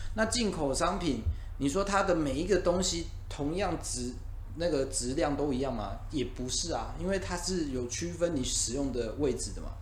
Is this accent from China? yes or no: no; Taiwan; 我们台湾人